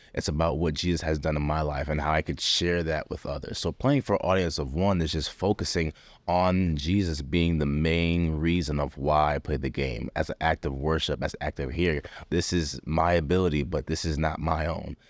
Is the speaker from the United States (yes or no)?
yes; Rochester, New York, United States; moved away as an adult; growing up in Rochester, New York